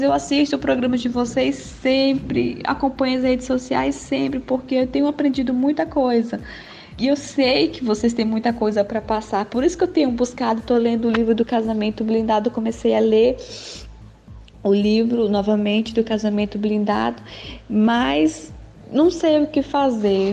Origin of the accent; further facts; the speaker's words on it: Porto Velho, Rondônia, Brazil; sou de Porto Velho, Rondônia